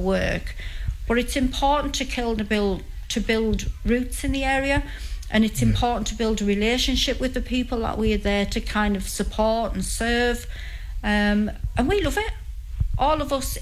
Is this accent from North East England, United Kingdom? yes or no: yes; St Helen Auckland, North East England, United Kingdom; I'm originally a St Helens girl, and I always will be. That's where I was born and brought up